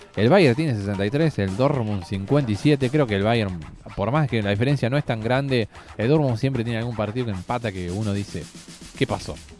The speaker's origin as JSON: {"language": "Spanish", "country": "Argentina", "said": "nosotros somos de Argentina"}